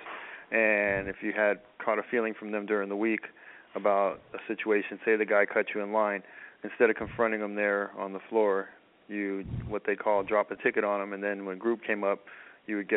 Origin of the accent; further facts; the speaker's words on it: San Francisco, California, United States; I was in San Mateo County, but I'm from San Francisco